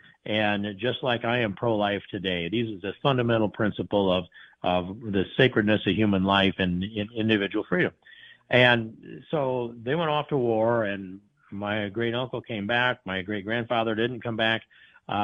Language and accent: English; Midwest, United States; I'm a Midwesterner.